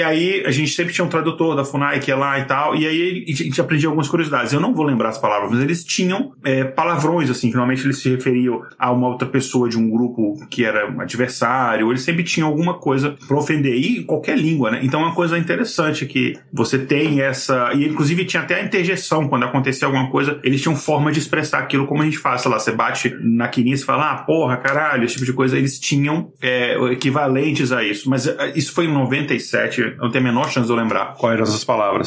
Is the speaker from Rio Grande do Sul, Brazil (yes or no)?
no; Brasília, Federal District, Brazil; moved away; also born or lived in Boston; eu cresci em Brasília.